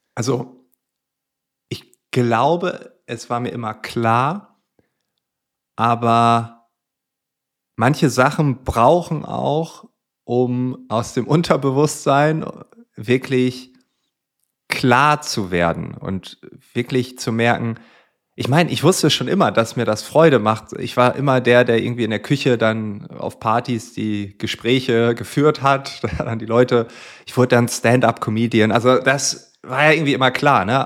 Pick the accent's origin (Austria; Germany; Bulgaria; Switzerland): Germany; Friesland, Lower Saxony; ich komme also aus Friesland